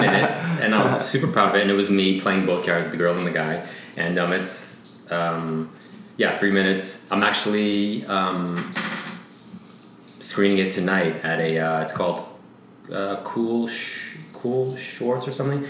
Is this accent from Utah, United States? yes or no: no; Fall River, Massachusetts, United States; Fall River. It's south of Boston.